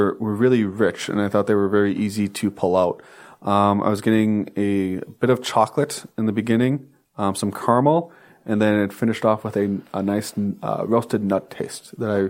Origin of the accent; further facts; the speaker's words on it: Wisconsin, United States; Hey, we're from Wisconsin.